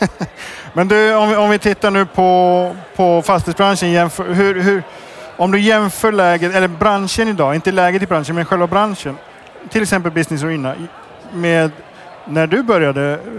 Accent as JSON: {"language": "Swedish", "country": "Iceland", "moved": "yes", "said": "Jag kommer från Island"}